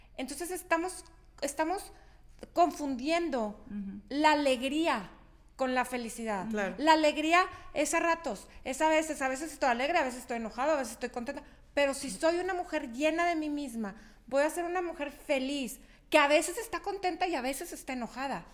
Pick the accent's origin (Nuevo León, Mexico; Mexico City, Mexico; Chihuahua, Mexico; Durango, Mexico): Chihuahua, Mexico; moved away as an adult; yo no soy de, de aquí, yo soy de Chihuahua